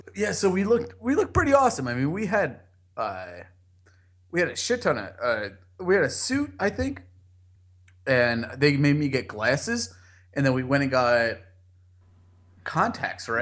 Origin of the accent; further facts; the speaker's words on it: New Jersey, United States; I'm from Jersey